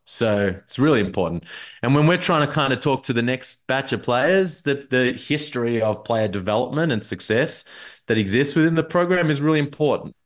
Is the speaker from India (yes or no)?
no; Melbourne, Victoria, Australia; I'm from Melbourne